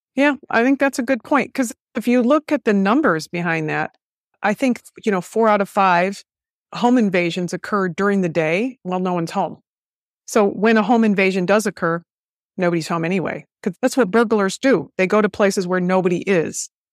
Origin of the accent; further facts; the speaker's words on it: United States; I'm an American.